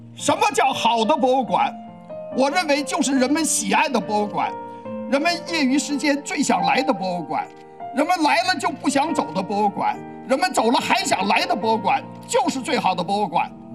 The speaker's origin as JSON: {"language": "Chinese", "country": "China", "said": "它也见证了我们在中国共产党领导下，我们中国人民站起来了，富起来了，强起来了。"}